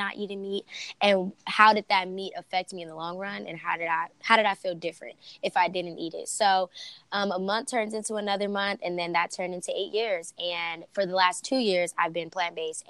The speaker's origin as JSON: {"language": "English", "town": "Los Angeles", "region": "California", "country": "United States", "tie": "born or raised there", "said": "I'm originally from South Central"}